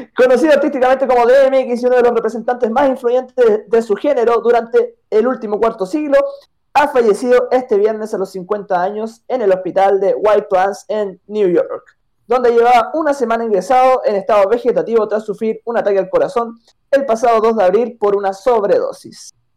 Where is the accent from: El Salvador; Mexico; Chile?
Chile; al menos en mi país